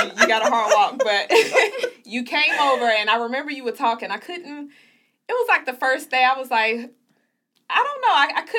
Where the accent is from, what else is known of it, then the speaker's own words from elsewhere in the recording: Chicago, Illinois, United States; I grew up in Chicago, Chi-Town.